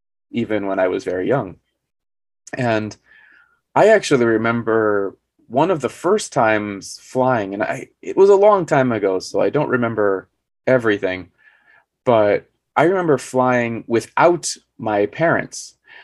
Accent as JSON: {"language": "English", "region": "Arizona", "country": "United States", "tie": "born or raised there", "also_born_or_lived": "New York", "said": "I was actually born in New York, even though, as I said, I grew up in Arizona."}